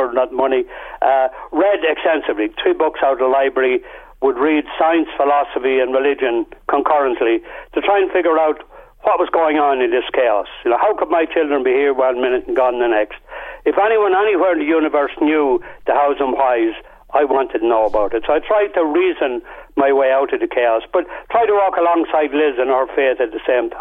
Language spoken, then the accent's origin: English; Portarlington, Leinster, Ireland; I was from Port Arlington.